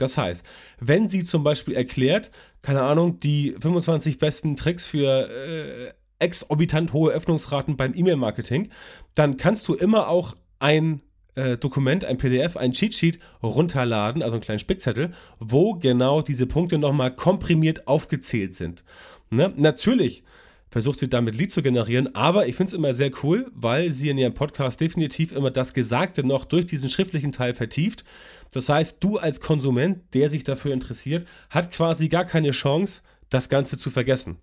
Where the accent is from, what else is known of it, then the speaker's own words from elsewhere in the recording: Hamburg, Germany; ich komme aus Hamburg